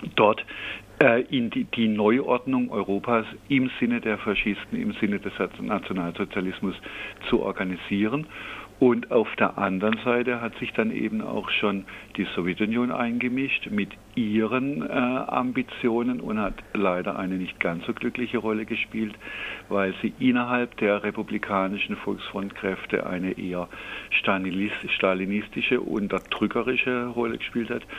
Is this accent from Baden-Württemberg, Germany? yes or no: yes; Freiburg, Baden-Württemberg, Germany; Ich selber bin ja äh, aus Freiburg und in Freiburg auch politisch sozialisiert